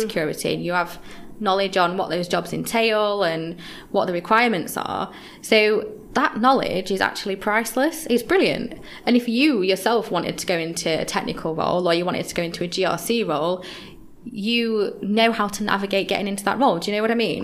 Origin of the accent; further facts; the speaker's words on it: Yorkshire and the Humber, United Kingdom; now in London, United Kingdom; when I first came to London, I'm from Yorkshire originally